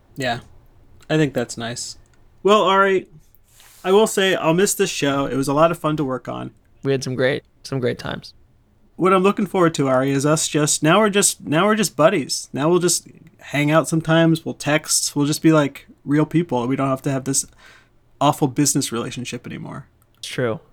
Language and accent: English; Indiana, United States; I'm from the Midwest. I'm from Indiana.